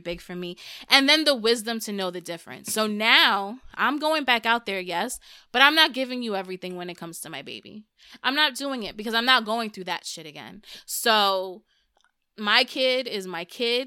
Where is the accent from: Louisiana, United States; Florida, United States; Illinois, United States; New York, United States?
New York, United States; New York City; first language Spanish; English is a second language; I'm from New York